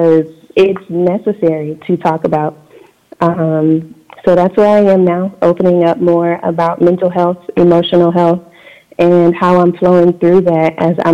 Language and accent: English; South Carolina, United States; moved away as an adult; I was born and raised in South Carolina, so in the Bible Belt